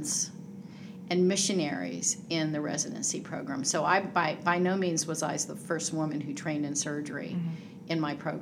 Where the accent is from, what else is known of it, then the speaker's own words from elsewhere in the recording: San Francisco Bay Area, California, United States; moved away as an adult; also born or lived in Georgia; now in Atlanta, United States; I grew up in the Bay Area, San Francisco Bay Area, and was there pretty much until I went to medical school